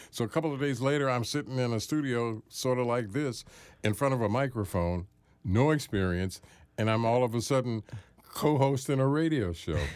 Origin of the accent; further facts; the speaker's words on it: Washington, District of Columbia, United States; I was born here